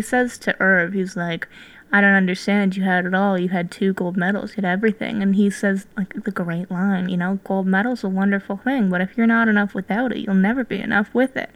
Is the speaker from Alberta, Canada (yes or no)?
yes; Calgary, Alberta, Canada; I'm from Calgary